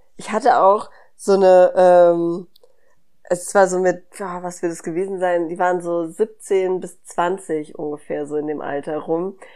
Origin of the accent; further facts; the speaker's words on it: Hanau, Hesse, Germany; ich bin ja in Hanau groß geworden